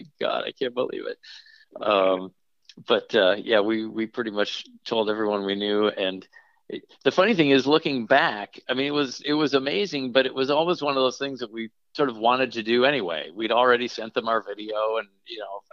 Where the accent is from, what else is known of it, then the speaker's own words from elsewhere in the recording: Minnesota, United States; I grew up in Minnesota